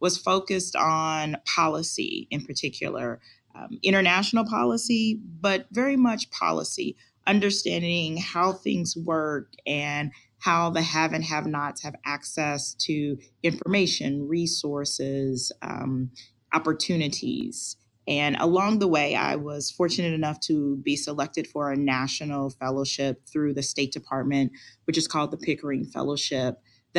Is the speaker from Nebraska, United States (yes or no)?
no; Kansas City, Missouri, United States; moved away as an adult; also born or lived in California / New Jersey; now in Kansas, United States; I am originally from Kansas City, Missouri